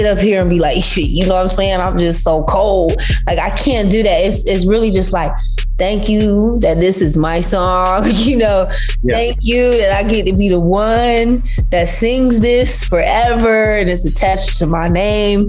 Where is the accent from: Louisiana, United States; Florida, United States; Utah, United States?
Florida, United States; Vero Beach; moved away; my little small hometown of Vero Beach, Florida